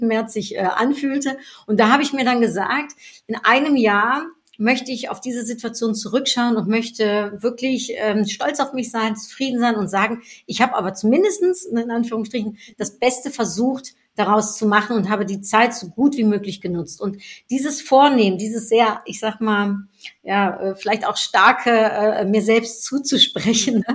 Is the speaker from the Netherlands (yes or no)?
yes; Netherlands; moved away; Ich bin Niederländerin